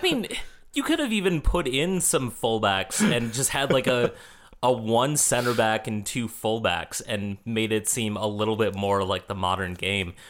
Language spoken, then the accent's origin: English; Minnesota, United States; I'm a Minnesotan